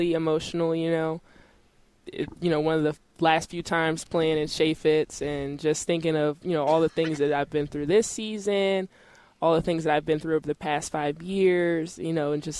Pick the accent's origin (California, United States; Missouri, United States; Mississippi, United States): Missouri, United States; St. Louis; born or raised there